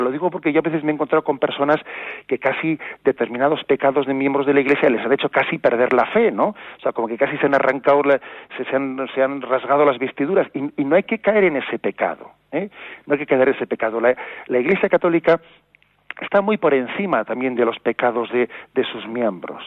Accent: Basque Country, Spain; now in Palencia, Spain; yo sea nacido en el País Vasco

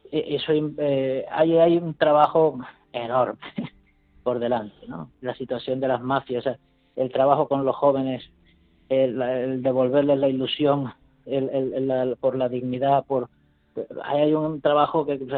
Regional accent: Venezuela; moved away as an adult; now in Madrid, Spain; Yo en su día, yo vine aquí de Venezuela y por sorteo pues me han enviado a Madrid.

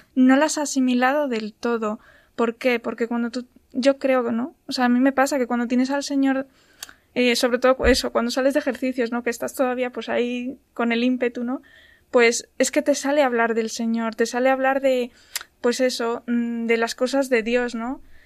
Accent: Ávila, Castile and León, Spain; now in Madrid, Spain; soy de, soy de Ávila, pero bueno, estoy trabajando aquí en Madrid

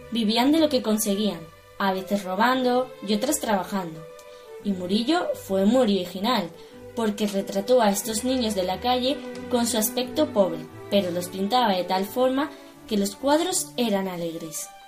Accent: Seville, Andalusia, Spain; soy de Sevilla.

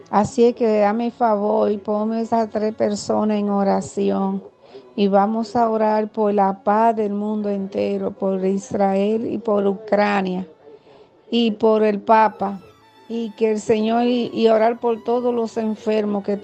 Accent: Dominican Republic

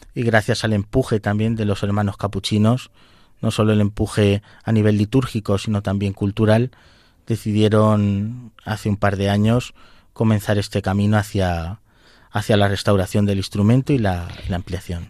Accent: Valdepeñas, Castilla-La Mancha, Spain; tengo parte de mi corazón en mi pueblo, en Valdepeñas

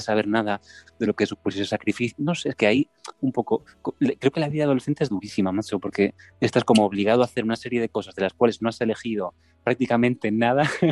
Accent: Santiago de Compostela, Galicia, Spain; also born or lived in Madrid; soy de, Santiago de Compostela, estoy viviendo aquí eh, ahora mismo luego he estado un montón de años en Madrid, desde los 19

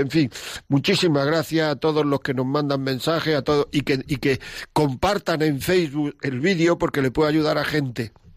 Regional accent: Granada, Andalusia, Spain; moved away; de Granada, de mi tierra

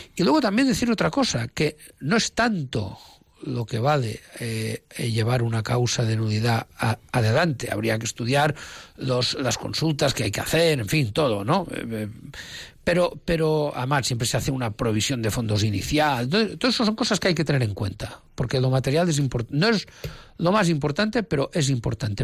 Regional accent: Menorca, Balearic Islands, Spain; now in Palma de Mallorca, Spain; la isla de Menorca, donde yo nací

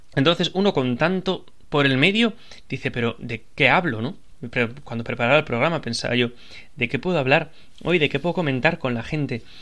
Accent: Pola de Laviana, Asturias, Spain; en mi pueblo, en Puebla de la Viana

